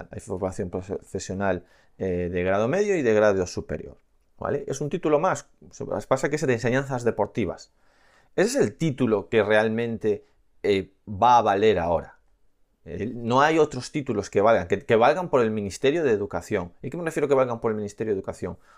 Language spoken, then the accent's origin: Spanish; Aragon, Spain; soy de Aragón